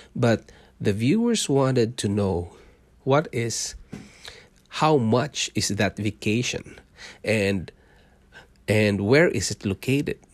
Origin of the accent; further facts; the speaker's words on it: Mindanao, Philippines; moved away as an adult; also born or lived in Singapore; now in Canada; I was born in Mindanao. It's the southern part of Philippines.